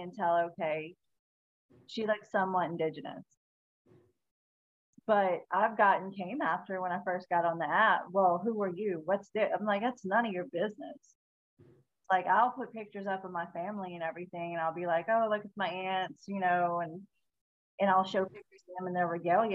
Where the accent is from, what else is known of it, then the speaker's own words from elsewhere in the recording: South Louisiana, United States; I'm from South Louisiana.